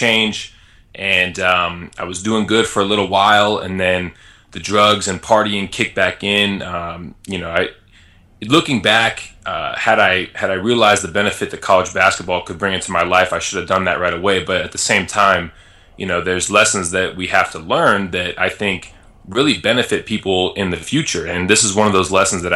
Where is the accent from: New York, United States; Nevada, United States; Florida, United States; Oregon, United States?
Nevada, United States; Las Vegas; moved away; also born or lived in Illinois; I grew up in Las Vegas